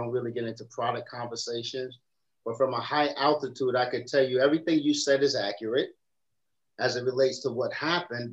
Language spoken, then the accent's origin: English; New York City, New York, United States; I come from the South Bronx, obviously. My mother had two sets of twins